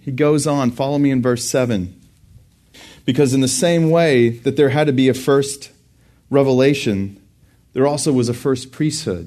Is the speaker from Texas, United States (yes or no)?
yes; Burnet, Texas, United States; also born or lived in Houston, Texas / Dallas, Texas / College Station, Texas; I grew up in Burney, Texas, and graduated from there